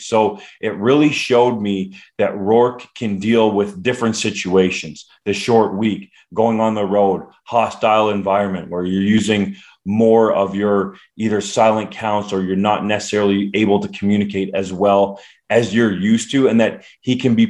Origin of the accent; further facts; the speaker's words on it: Canada; I played the position as a Canadian and at a Canadian university.